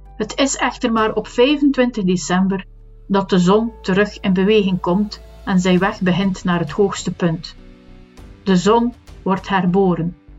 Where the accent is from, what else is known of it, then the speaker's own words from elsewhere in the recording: West Flanders, Belgium; accent: West Flemish; ik ben een West-Vlaming, dus een H of een h uitspreken is niet zo evident.